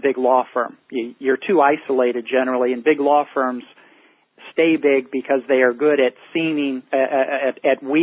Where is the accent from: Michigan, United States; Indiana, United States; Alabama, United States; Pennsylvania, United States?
Indiana, United States; Indianapolis; moved away as an adult; also born or lived in California / Washington, D.C.; I'm a Midwestern boy, born and raised in Indianapolis, Indiana